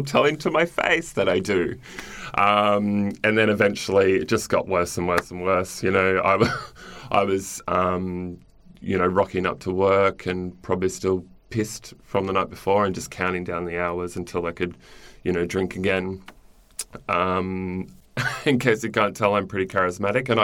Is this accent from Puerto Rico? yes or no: no; Cairns, Queensland, Australia; I grew up in Cairns in Far North Queensland